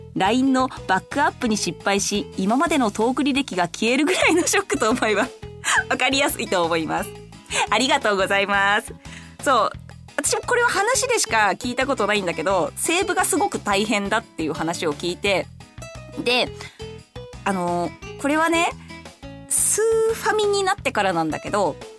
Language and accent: Japanese; Saitama, Japan; 私も結構ね、埼玉県のちょっと田舎の方出身なんで、小さい頃はザリガニ釣りとかがすごく流行って